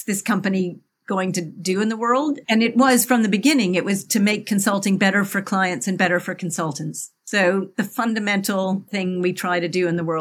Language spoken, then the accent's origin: English; Canada; moved away as an adult; now in United Kingdom; I'm originally Canadian. I've lived in the UK now for nearly 30 years